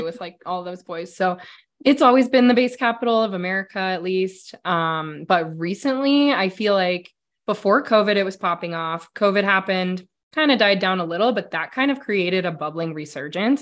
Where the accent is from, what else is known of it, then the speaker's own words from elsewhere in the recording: Denver, Colorado, United States; I grew up here in Denver. I'm a Denver native